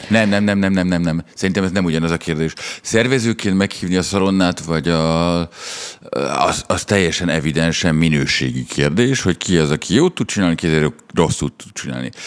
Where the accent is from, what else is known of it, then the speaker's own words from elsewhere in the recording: Budapest, Hungary; a csajom mamája az ugyanabban az utcában lakik, mint ahol én fölnőttem